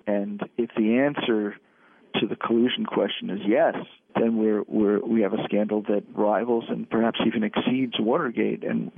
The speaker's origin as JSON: {"language": "English", "town": "New York City", "region": "New York", "country": "United States", "tie": "born or raised there", "said": "based in a small state has been great, and I've raised my kids here. But I'm returning to city life. I grew up in New York City"}